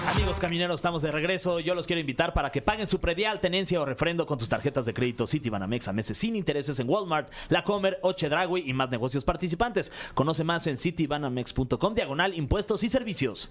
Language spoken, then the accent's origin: Spanish; Mexico; nosotros como mexicanos